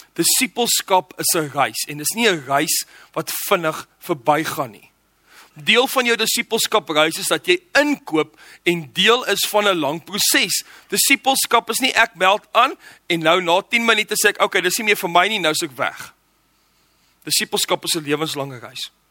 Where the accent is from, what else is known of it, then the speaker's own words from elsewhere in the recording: Johannesburg, Gauteng, South Africa; ek het groot geword in Johannesburg